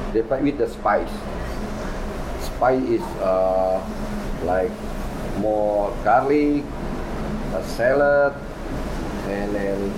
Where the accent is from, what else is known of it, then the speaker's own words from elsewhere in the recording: Borneo, Indonesian side, Kalimantan, Indonesia; English is a second language; now in Los Angeles, United States; So I I I born from Borneo uh, Indonesia side.